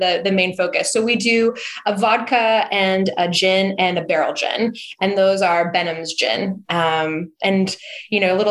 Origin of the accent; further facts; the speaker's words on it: St. Helena, California, United States; I grew up in St. Helena, which is in the Napa Valley, and I grew up in a winemaking family